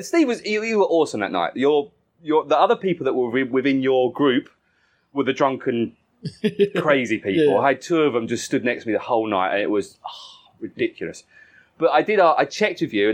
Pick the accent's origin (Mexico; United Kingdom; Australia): United Kingdom; Essex, East of England; I grew up in Essex, where it was club music